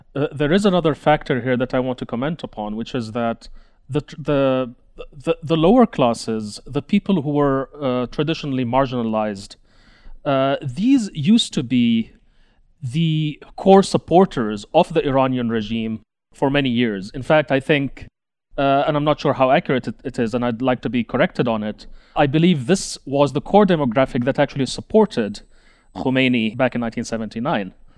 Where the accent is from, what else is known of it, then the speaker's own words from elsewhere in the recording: United Arab Emirates; I grew up in the United Arab Emirates